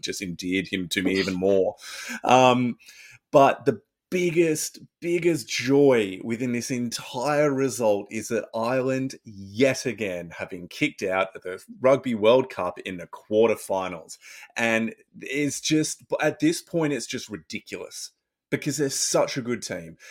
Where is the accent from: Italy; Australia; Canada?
Australia; As an Australian rugby fan